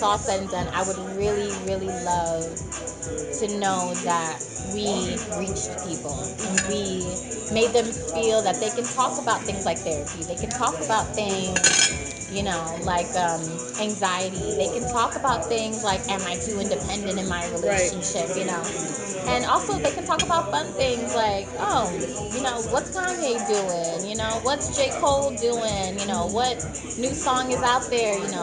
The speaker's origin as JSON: {"language": "English", "country": "St. Kitts & Nevis", "tie": "born or raised there", "moved": "yes", "lives_now": "United States", "said": "I'm from St. Kitts. I was born in St. Kitts."}